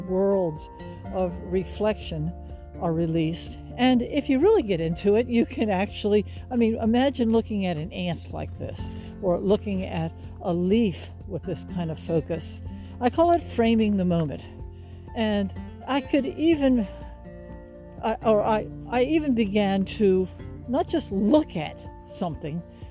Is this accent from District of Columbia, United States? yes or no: yes; Washington, District of Columbia, United States; moved away; also born or lived in Texas; I was born and raised in Washington, D.C.